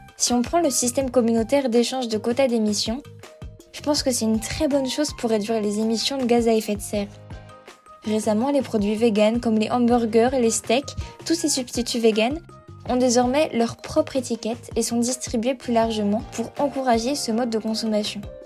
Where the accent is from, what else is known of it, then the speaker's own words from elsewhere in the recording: Malmö, Skåne, Sweden; now in Lund, Sweden; En fait, je vis dans le sud de la Suède, à Lund, et j'ai grandi à Malmö.